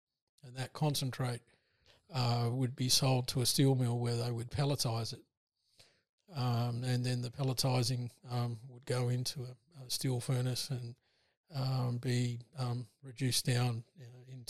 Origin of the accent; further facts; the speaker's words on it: Broken Hill, New South Wales, Australia; I was born in Broken Hill. Yeah. You can't sort of get away from mining if you're born in Broken Hill.